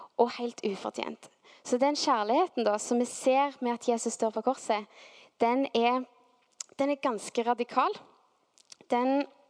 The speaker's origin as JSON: {"language": "Norwegian", "town": "Stavanger", "region": "Rogaland", "country": "Norway", "tie": "born or raised there", "said": "så var vi nede i Stavanger sentrum vokste opp"}